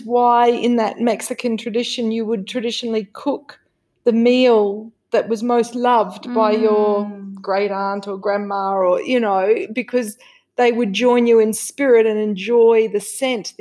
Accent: Australia; growing up in Australia, my goodness, there was no emotional awareness

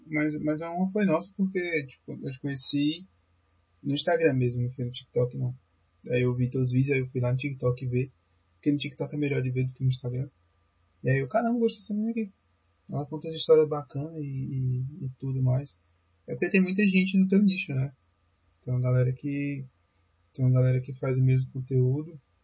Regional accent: Fortaleza, Ceará, Brazil; Eu sou de, a gente é de Fortaleza

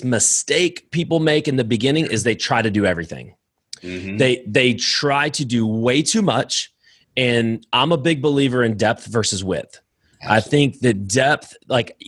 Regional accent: Lowell, Indiana, United States; moved away as an adult; now in Alabama, United States; I'm from Indiana originally, Northwest Indiana, Chicagoland area. Lowell High School

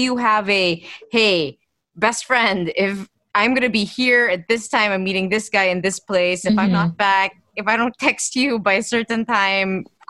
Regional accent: Philippines; That's because we're Filipino and like we're taught lady should be the ones courted.

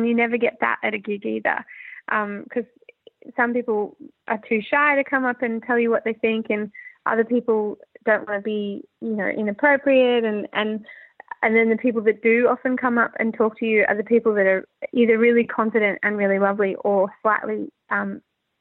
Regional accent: Brisbane, Queensland, Australia; moved away; I'm from Brisbane

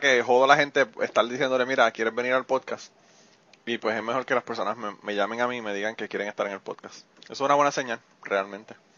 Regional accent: Puerto Rico; moved away; yo en Puerto Rico vivía al lado de un árabe

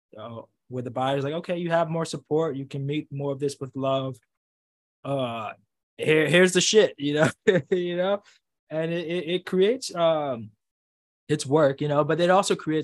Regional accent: New York City, New York, United States; growing up in the Bronx

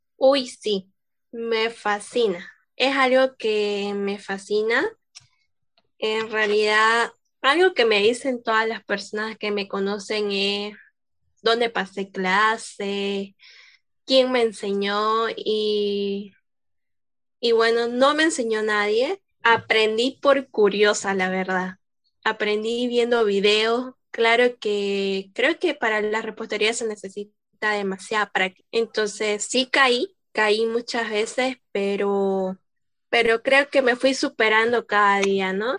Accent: Santa Cruz de la Sierra, Santa Cruz, Bolivia; yo soy de Santa Cruz, exactamente de Santa Cruz de la Sierra

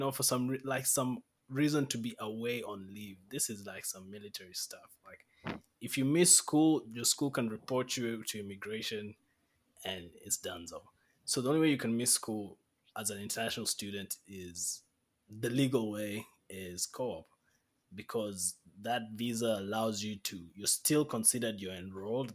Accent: Kenya; now in Canada; I'm a Kenyan man.

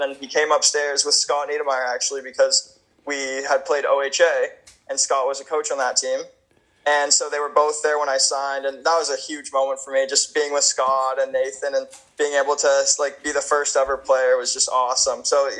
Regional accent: Canada; even though I am Canadian, they don't have to use an import spot on me.

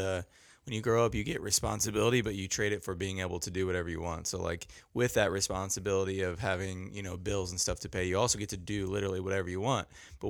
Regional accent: Indiana, United States; But I'm a lake guy. I'm from Indiana. There's lots of lakes here.

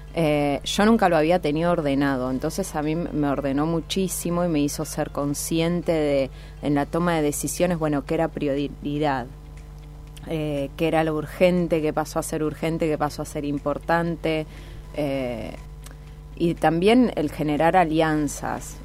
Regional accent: Piamonte, Santa Fe, Argentina; now in Rosario, Argentina; Nací en Piamonte, un pueblo en la provincia de Santa Fe

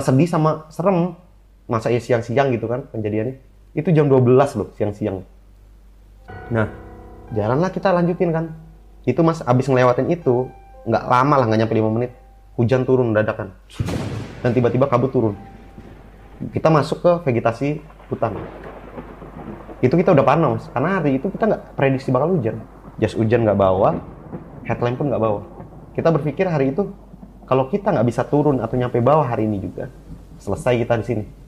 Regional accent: Bogor, West Java, Indonesia; Gue dari Bogor

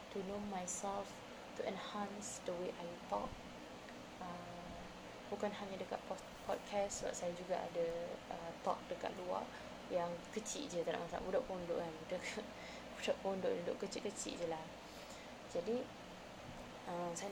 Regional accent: Kuching, Sarawak, Malaysia; now in Peninsular Malaysia, Malaysia; alhamdulillah saya orang Malaysia orang uh, Malaysia ha oh, macam gitulah orang Malaysia uh, tinggal dekat mana asal dekat mana tinggal dan asal originally dekat Sarawak Kuching to be exact. Dan uh, I'm really proud to be a Sarawakian.

